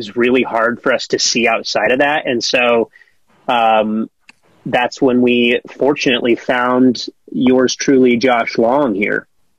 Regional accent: Colorado, United States; now in Los Angeles, United States; I'm from Colorado

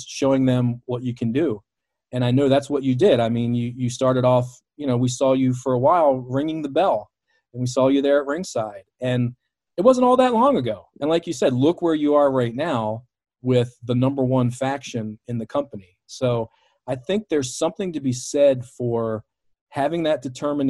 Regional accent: Baltimore, Maryland, United States; my hometown of Baltimore

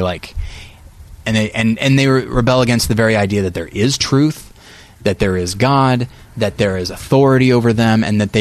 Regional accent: United States; we're American

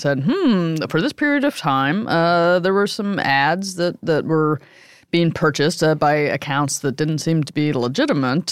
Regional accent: Midwest, United States; I grew up in the Midwest

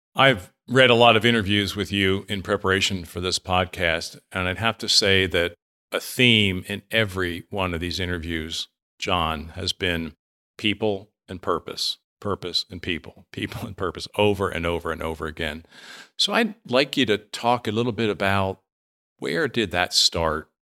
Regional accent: near Reading, Pennsylvania, United States; moved away; I grew up near Reading, Pennsylvania.

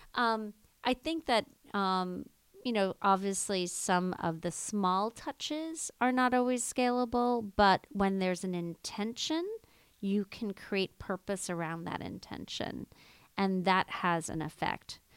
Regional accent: Jamaica; I grew up in Jamaica, West Indies, in the Blue Mountains

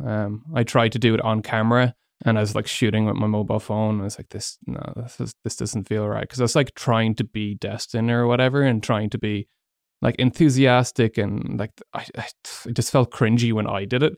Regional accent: Galway, Connacht, Ireland; moved away as an adult; also born or lived in Malaysia; most of my life. Went to secondary school and college there

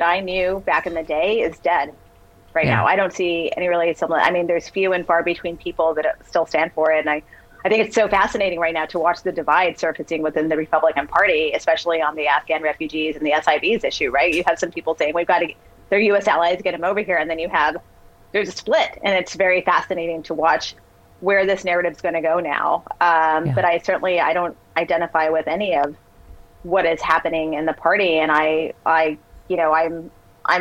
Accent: Texas, United States; I grew up in Texas

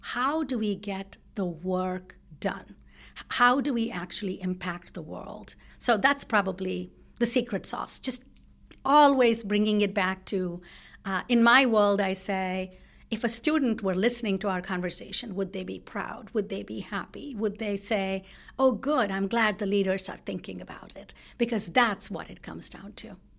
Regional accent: South India, India; now in United States; I grew up in India, in South India

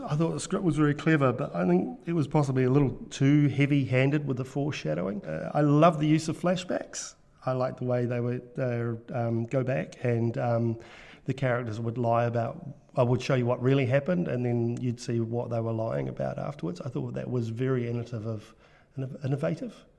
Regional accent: New Zealand; accent: Kiwi; another Kiwi accent, um, all the way from New Zealand.

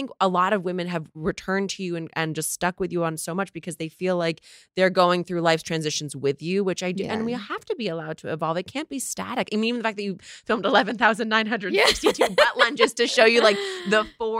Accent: New Jersey, United States; Oh, I grew up in New Jersey.

